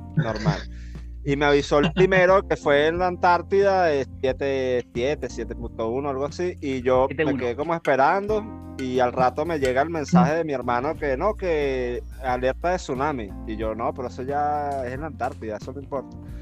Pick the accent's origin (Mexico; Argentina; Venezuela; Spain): Venezuela; Caracas, Capital District; now in Chile; De Caracas, de la capital de, de, Venezuela